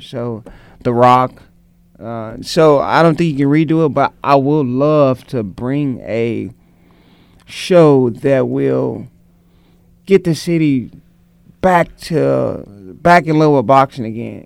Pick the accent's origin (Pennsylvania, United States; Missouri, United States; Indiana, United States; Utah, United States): Missouri, United States; St. Louis; I was a kid from North St. Louis who um, was around a lot of gangs